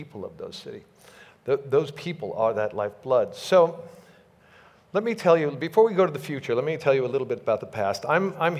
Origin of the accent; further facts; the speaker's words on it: New York, United States; now in Los Angeles, United States; I was born in Manhattan, in New York, and was moved immediately out to the suburbs